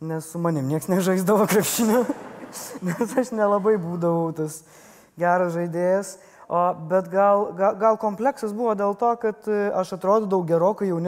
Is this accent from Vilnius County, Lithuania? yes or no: no; Panevėžys, Panevėžys County, Lithuania